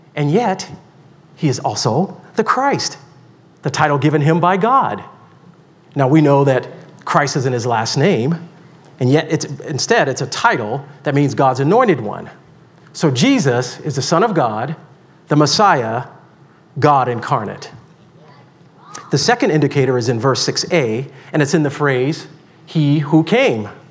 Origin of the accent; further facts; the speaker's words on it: Deep South, United States; I grew up in the Deep South